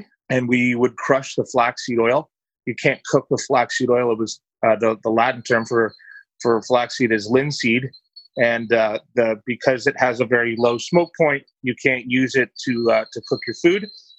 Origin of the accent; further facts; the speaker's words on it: Scarborough, Ontario, Canada; Yeah, so I grew up in Scarborough. My parents are immigrants from Ireland, so had a very, very humble upbringing